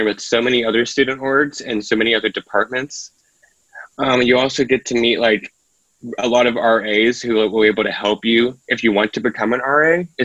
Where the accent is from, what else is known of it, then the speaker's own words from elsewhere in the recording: Barboursville, West Virginia, United States; I'm from Barboursville, West Virginia, which is down south